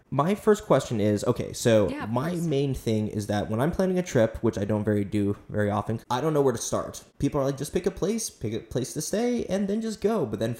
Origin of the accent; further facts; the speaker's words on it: Florida, United States; also born or lived in South Korea; I was raised here in Florida. Granted, I did live in Korea for a little bit though